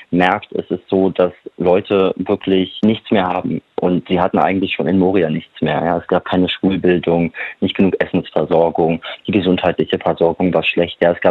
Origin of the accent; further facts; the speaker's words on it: Germany; born there; ich bin äh, jemand, der in Deutschland geboren wurde, verdiene genug Geld, ich habe Pass